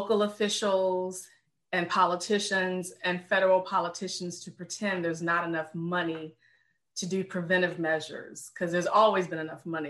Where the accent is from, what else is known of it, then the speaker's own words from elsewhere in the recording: Richmond, Virginia, United States; moved away as an adult; also born or lived in North Carolina; now in Baltimore, United States; I'm born and raised in Richmond, Virginia